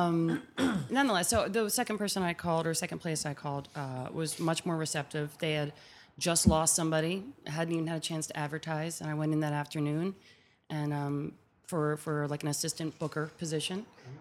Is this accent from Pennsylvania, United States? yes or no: yes; Philadelphia, Pennsylvania, United States; moved away as an adult; like I'm a Philly girl. I'm born and raised in Germantown.